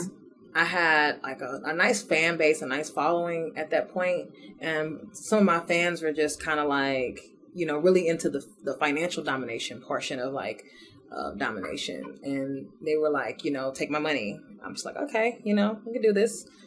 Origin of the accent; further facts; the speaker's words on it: St. Louis, Missouri, United States; now in Houston, United States; I'm from St. Louis originally